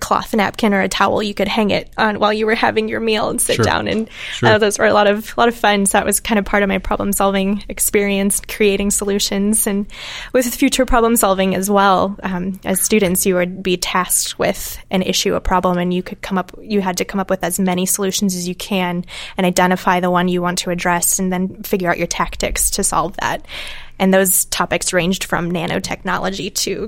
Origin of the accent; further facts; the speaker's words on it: Manilla, Iowa, United States; I grew up in Western Iowa, outside of a town called Manila.